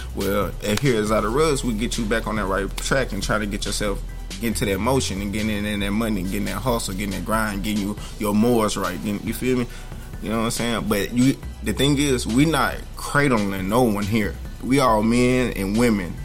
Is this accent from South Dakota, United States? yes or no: no; Alabama, United States; also born or lived in Memphis, Tennessee; I'm originally from Memphis, Tennessee. Um, I grew up in Alabama, so I'm a little cornbread fed